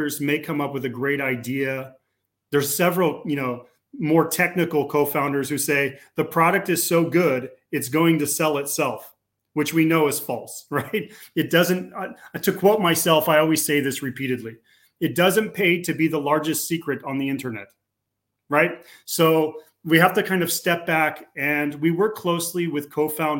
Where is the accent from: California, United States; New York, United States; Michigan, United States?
California, United States; moved away as an adult; now in Slovakia; I'm a Californian, but I live in Central Europe. I moved here several years ago.